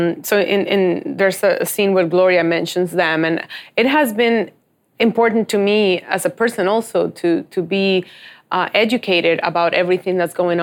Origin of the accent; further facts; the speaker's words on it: Dominican Republic; I'm from Dominican Republic